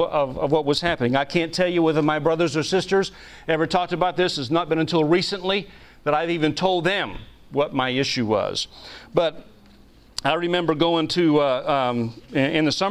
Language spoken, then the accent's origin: English; New England, United States; I was raised mostly in New England, very liberal part of the country